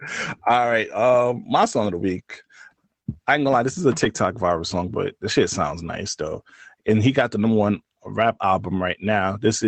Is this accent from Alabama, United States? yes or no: no; New York City, New York, United States; You know, I'm from Brooklyn.